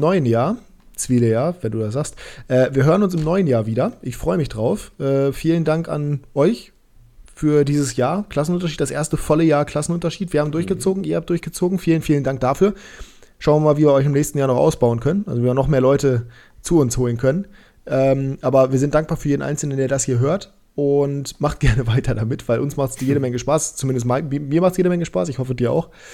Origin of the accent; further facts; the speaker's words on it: Germany; uns Deutsche